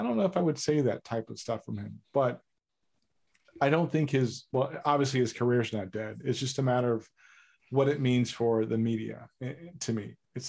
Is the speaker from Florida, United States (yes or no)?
no; New York, United States; As a New Yorker